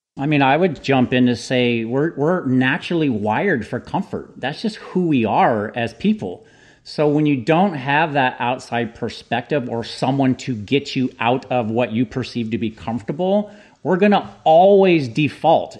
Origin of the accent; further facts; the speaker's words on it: San Jose, California, United States; born and raised in San Jose, California.